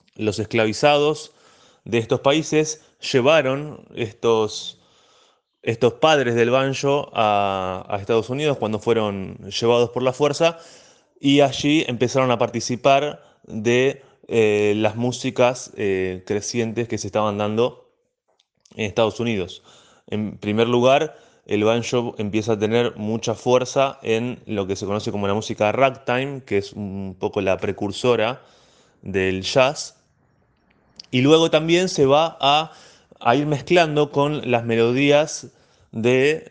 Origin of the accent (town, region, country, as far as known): La Plata, Buenos Aires Province, Argentina